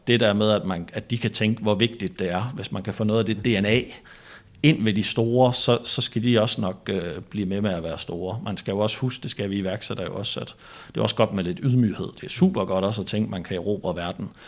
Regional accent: Denmark; now in Copenhagen, Denmark; nu er jeg jo fra Jylland

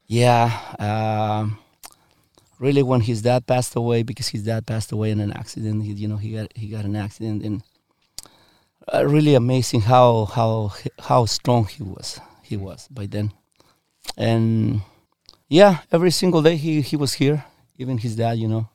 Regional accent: Michoacán, Mexico; English is a second language; also born or lived in Washington State; now in United States; I'm from Mexico

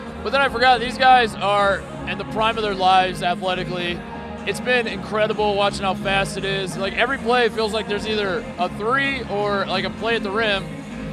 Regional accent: Indiana, United States; I grew up in Indiana

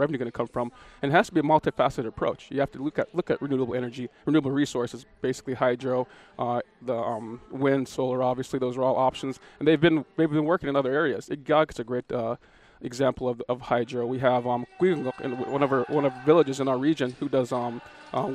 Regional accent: Akiachak, Alaska, United States; also born or lived in Bethel, Alaska; I'm originally from Akachuk, Alaska, which is a village about 20 miles upriver

